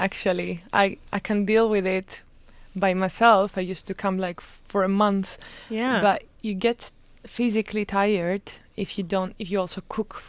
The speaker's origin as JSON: {"language": "English", "region": "northern Greece", "country": "Greece", "second_language": "English", "moved": "yes", "lives_now": "Gothenburg, Sweden", "said": "I come from the north part of Greece."}